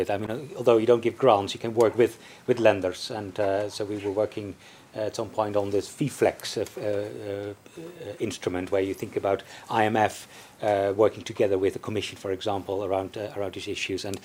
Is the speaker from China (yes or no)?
yes; China; from China.